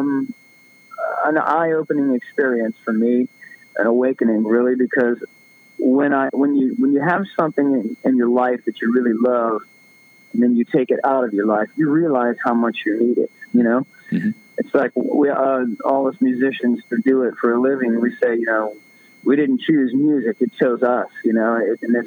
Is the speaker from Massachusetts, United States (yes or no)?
no; Florida, United States; I'm from Florida